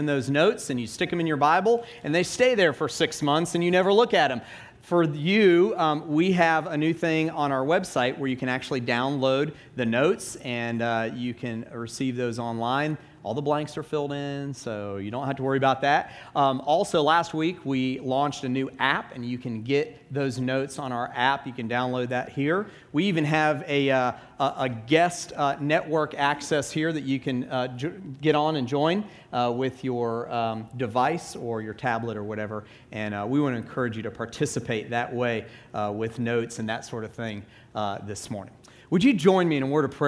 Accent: Atlanta, Georgia, United States; moved away; I grew up in Atlanta

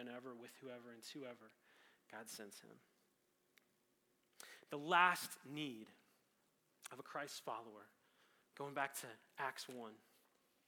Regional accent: Colorado, United States; Growing up in Colorado

